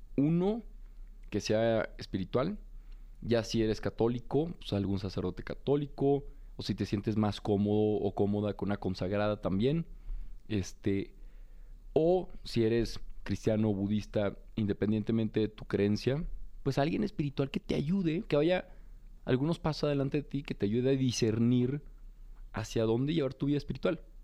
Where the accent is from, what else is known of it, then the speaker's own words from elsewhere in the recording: Torreón, Coahuila, Mexico; also born or lived in Monterrey; now in Mexico City, Mexico; soy un joven de Torreón, pues muy común y corriente, muy de provincia